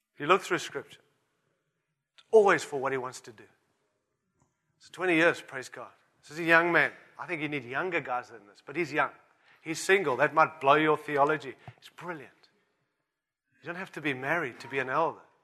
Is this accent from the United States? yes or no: no; Australia; I'm an Aussie too.